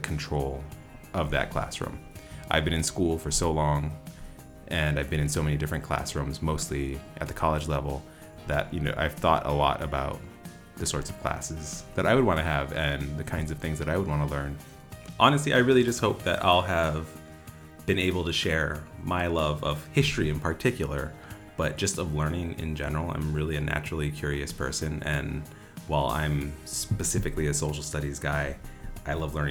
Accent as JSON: {"language": "English", "town": "Honolulu", "region": "Hawaii", "country": "United States", "said": "I am from Honolulu, Hawaii."}